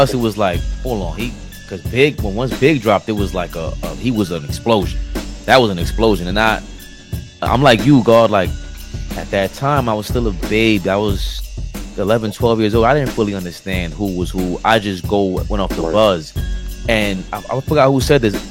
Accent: New York City, New York, United States; I'm from Queens

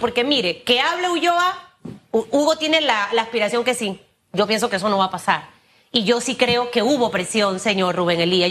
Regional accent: Panama; yo como panameña

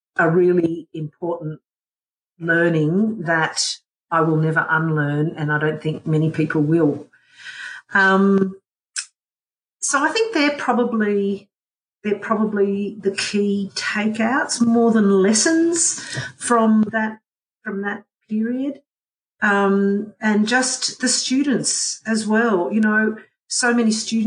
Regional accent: Canberra, Australian Capital Territory, Australia; work in my hometown's university that is just there to support my hometown

